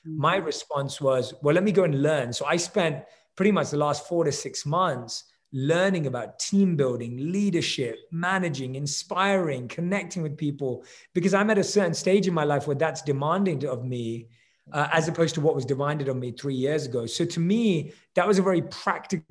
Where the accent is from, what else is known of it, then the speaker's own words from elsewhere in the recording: London, United Kingdom; moved away as an adult; now in Los Angeles, United States; With me and my wife, we both are born and raised in London. We currently live in LA.